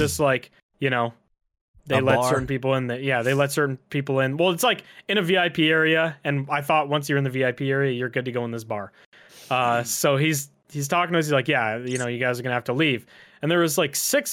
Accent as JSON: {"language": "English", "country": "Canada", "said": "I've been to a lot of hockey games throughout my life as a Canadian man"}